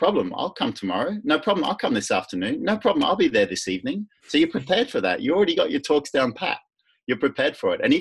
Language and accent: English; Netherlands; now I'm from Holland